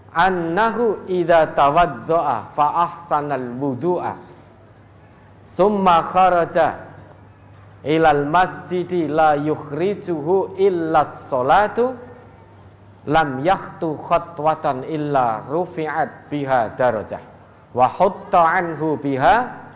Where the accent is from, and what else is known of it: Surakarta, Central Java, Indonesia